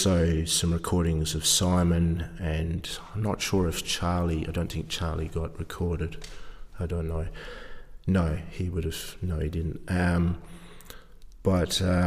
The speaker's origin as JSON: {"language": "English", "town": "Perth", "region": "Western Australia", "country": "Australia", "tie": "born or raised there", "also_born_or_lived": "Ireland", "said": "I grew up in Perth, Western Australia"}